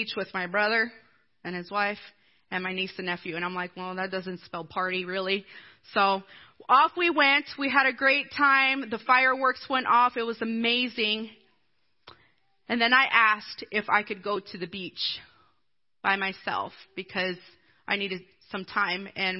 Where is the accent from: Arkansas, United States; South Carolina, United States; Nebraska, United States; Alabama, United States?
South Carolina, United States; Blue Ridge; And I grew up in Blue Ridge, South Carolina. Look it up. It's really itty-bitty. It's over by Greenville.